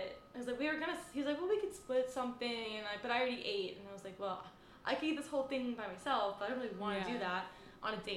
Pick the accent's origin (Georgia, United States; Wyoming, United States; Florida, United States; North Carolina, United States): North Carolina, United States; now in New York, United States; before I moved to New York because I'm from North Carolina